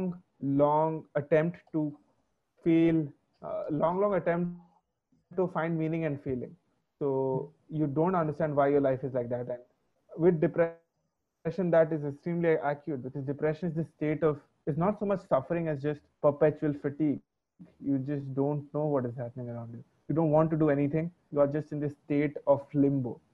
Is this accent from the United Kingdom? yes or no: no; Orissa, Odisha, India; also born or lived in Bangalore; I'm from Orissa